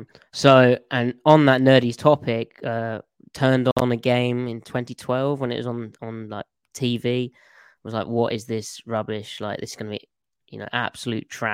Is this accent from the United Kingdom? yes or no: yes; United Kingdom; as you may be able to tell from my accent, from England, near London. It's inside the M25